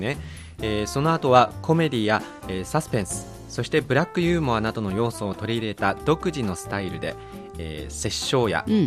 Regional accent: Beijing, China; Japanese is a second language; moved away; 私は北京の出身ですから

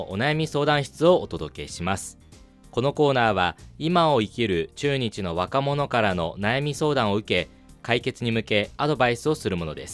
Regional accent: China; also born or lived in Japan; now in Beijing, China; 出身はチンタです

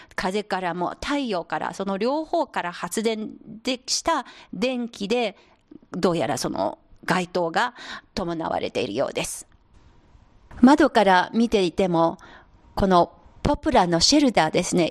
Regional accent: Anhui, China; Japanese is a second language; moved away; 私のふるさとの安徽省の村

